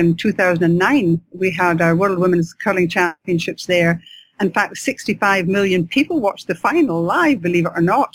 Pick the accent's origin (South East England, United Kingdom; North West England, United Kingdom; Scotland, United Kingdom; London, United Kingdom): Scotland, United Kingdom; accent: Scottish; I'm Scottish, as you'll know by my accent